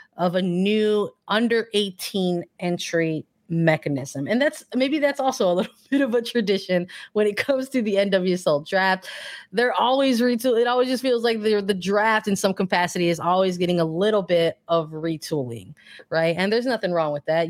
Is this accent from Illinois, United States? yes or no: yes; Chicago, Illinois, United States; I'm from Chicago